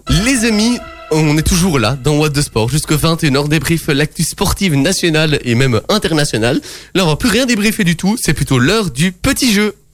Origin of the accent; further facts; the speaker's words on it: Brussels, Belgium; born there; Je suis né à Bruxelles, je fais 1m74.